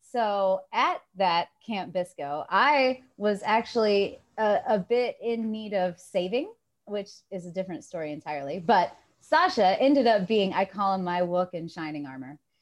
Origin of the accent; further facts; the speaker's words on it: Johnson City, Tennessee, United States; I'm from Johnson City, Tennessee